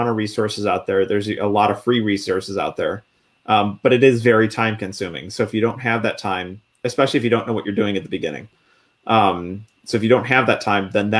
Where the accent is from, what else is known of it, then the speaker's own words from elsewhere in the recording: Buffalo, New York, United States; moved away as an adult; I grew up in Buffalo, New York. Everybody calls, pop. I call it pop. But I moved out of Buffalo when I joined the military